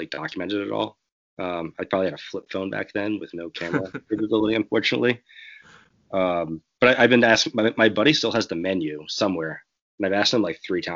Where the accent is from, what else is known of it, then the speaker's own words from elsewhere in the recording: Rhode Island, United States; moved away as an adult; now in California, United States; I'm from Rhode Island originally, and I moved to California like 8 years ago